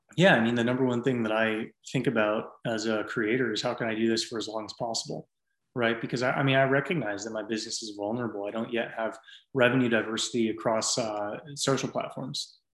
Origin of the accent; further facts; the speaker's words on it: San Francisco Bay Area, California, United States; moved away as an adult; also born or lived in Nashville, Tennessee; now in Austin, United States; I grew up in the San Francisco Bay Area before everything went crazy